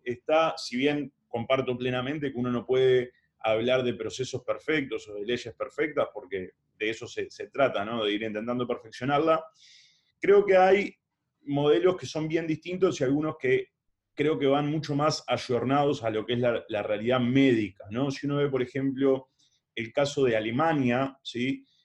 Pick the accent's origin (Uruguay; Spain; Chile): Uruguay; Siendo uruguayo